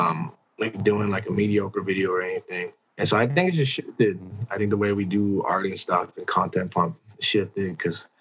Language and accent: English; United States; now in Vancouver, Canada; I am an American.